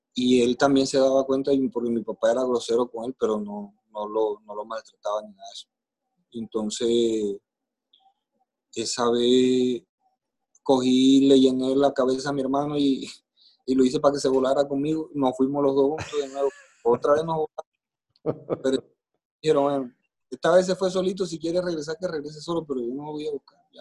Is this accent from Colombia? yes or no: yes; Maicao, La Guajira, Colombia; nací en Maicao, Guajira, aquí en Colombia